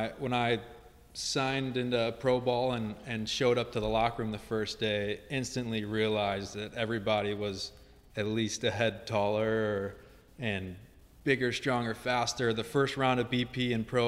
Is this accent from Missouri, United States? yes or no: yes; New Melle, Missouri, United States; I grew up actually in New Melle, Missouri